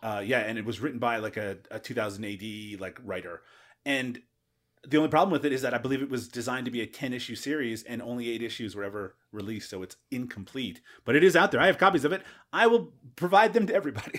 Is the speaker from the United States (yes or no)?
no; Canada; as a Canadian